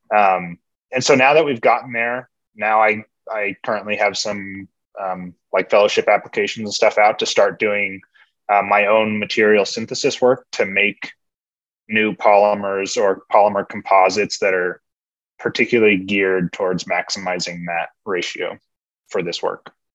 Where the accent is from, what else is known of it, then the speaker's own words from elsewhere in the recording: California, United States; moved away as an adult; also born or lived in Washington State; now in Washington, United States; I grew up in California. I came to Washington State for my undergrads